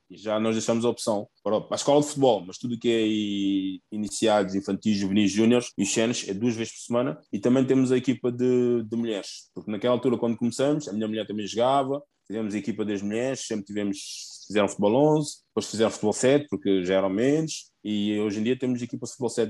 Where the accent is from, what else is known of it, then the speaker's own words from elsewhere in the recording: Guinea-Bissau; now in Portugal; Eu sou de Guiné-Bissau